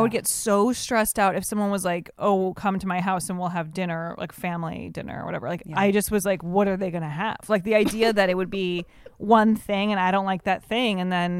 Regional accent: Evanston, Illinois, United States; I grew up in Evanston, Illinois, right outside of Chicago.

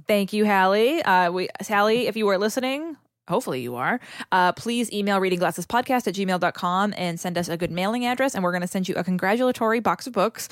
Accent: New England, United States; I'm from New England

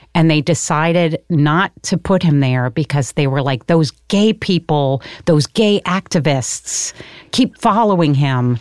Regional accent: Connecticut, United States; moved away; also born or lived in New York City; was born in New York City, but I'm from Connecticut

